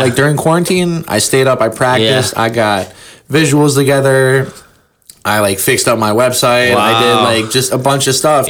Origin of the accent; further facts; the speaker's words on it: Cleveland, Ohio, United States; And then for I'm from Cleveland, so for the longest time, I was like blogging and like reviewing music on there.